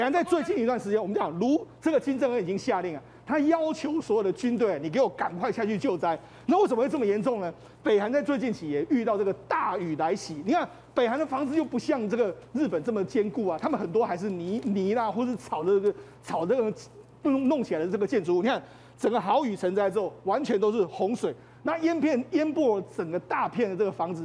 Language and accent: Chinese; Taiwan; 我们台湾人